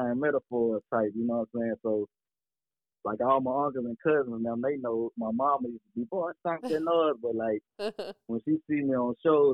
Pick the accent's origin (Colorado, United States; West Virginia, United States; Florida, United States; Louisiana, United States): Louisiana, United States; Baton Rouge; I'm born and raised in Baton Rouge